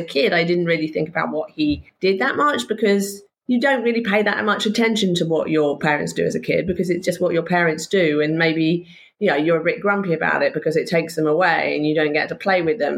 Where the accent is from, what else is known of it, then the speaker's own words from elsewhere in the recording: Somerset, South West England, United Kingdom; also born or lived in Wiltshire; I spent a lot of my time in Somerset. It was a very rural existence